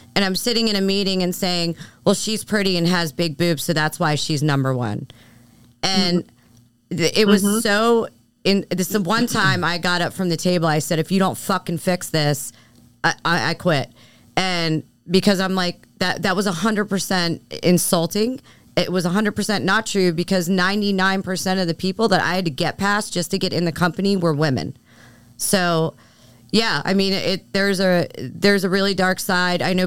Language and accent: English; Philadelphia, Pennsylvania, United States; moved away; I'm from Philly. You know, I grew up a certain way